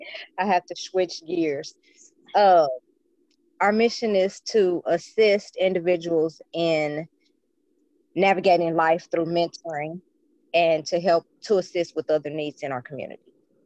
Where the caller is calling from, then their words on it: Kansas City, Missouri, United States; I'm in Kansas City, Missouri.